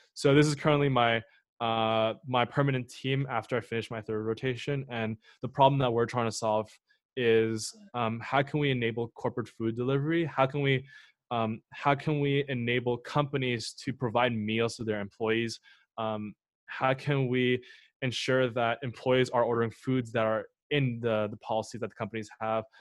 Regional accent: Montreal, Quebec, Canada; moved away as an adult; also born or lived in Waterloo; originally I'm from Montreal

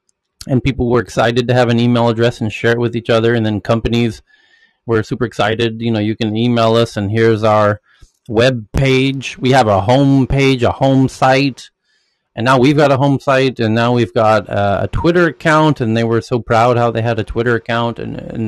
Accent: United States; an American

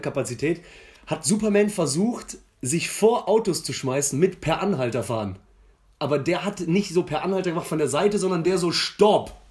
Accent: near Cologne, North Rhine-Westphalia, Germany; als Immi, aber jetzt mittlerweile seit zehn Jahren in Köln und in der Nähe groß geworden

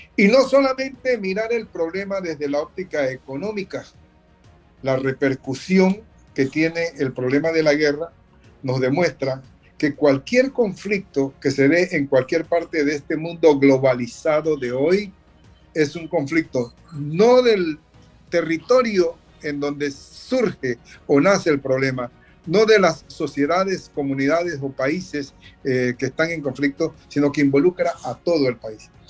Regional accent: Panama; Como panameños tenemos que sentirnos complacidos por la presencia de los cancilleres, mm. creo que son 18, aquí en nuestro país

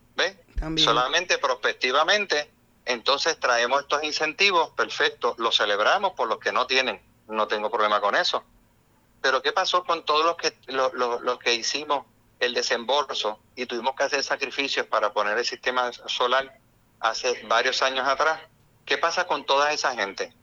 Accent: Puerto Rico; como todo puertorriqueño

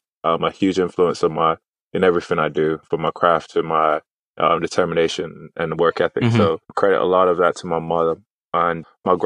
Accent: United States; also born or lived in Manchester, United Kingdom; I was raised in the States

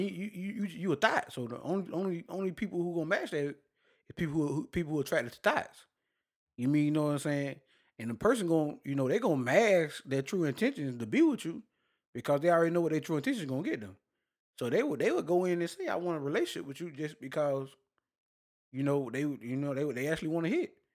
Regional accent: Douglas, Georgia, United States; I'm from Douglas, not Douglasville

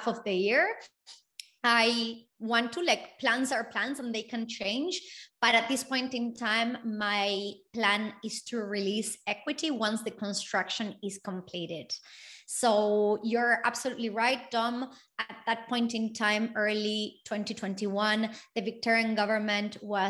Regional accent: Argentina; now in Australia; I come from Argentina

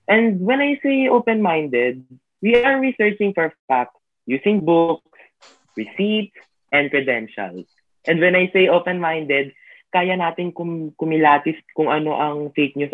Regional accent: Philippines; before we became students, we are Filipinos.

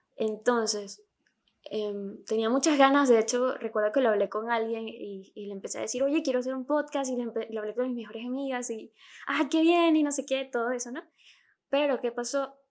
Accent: Venezuela; accent: Venezuelan; Yo soy venezolana

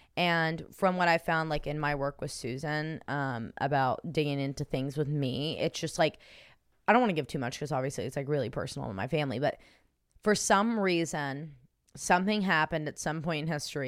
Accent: Los Angeles, California, United States; now in Texas, United States; I'm originally from Los Angeles, and I now live in Texas.

